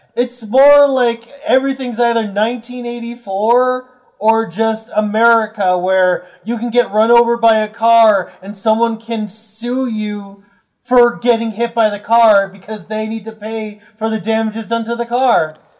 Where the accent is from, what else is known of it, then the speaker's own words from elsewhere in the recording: United States; I'm American